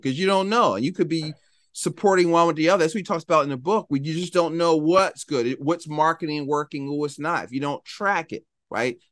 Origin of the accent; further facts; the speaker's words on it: Philadelphia, Pennsylvania, United States; I'm from Philadelphia